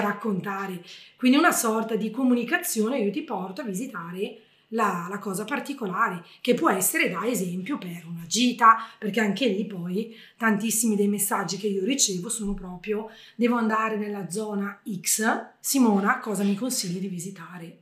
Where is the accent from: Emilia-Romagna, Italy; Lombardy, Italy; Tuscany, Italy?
Lombardy, Italy; Bergamo; io da bergamasca ho insegnato a un abitante dell'Umbria